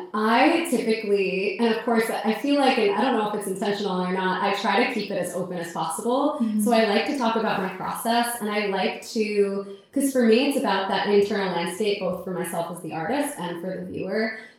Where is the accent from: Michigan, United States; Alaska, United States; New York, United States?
New York, United States; I'm from New York, so I've just been living in very, very small apartments.